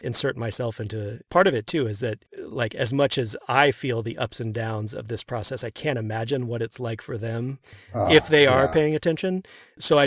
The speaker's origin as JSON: {"language": "English", "town": "Houston", "region": "Texas", "country": "United States", "tie": "born or raised there", "said": "I grew up in Houston"}